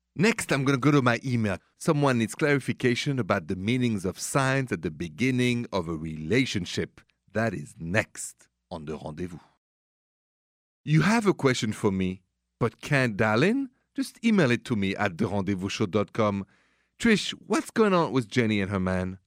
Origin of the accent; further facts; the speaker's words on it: Paris, Île-de-France, France; accent: French; English is a second language; moved away; my accent is French, straight from Paris.